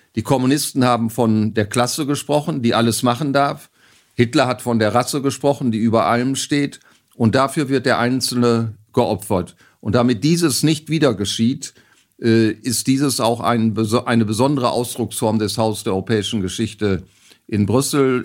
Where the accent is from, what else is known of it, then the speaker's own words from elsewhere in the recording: Bersenbrück, Lower Saxony, Germany; in meiner Geburtsstadt Bersenbrück im Landkreis Osnabrück